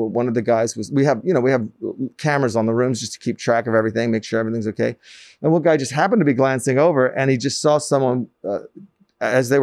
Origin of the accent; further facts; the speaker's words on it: New York City, New York, United States; I grew up in Manhattan, up by Columbia